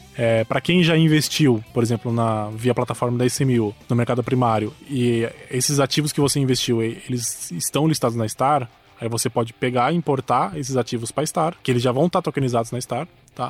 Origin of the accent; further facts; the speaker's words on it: interior of São Paulo, Brazil; eu sou do interior de São Paulo